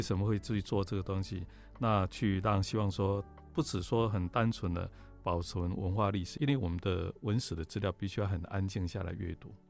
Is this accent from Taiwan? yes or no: yes; Taiwan; 我们台湾人